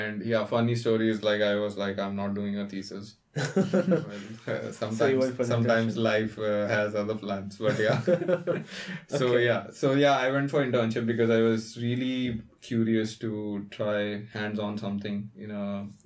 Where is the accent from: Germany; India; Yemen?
India; So I'm from India. So I went to a college in India called BITS Pilani.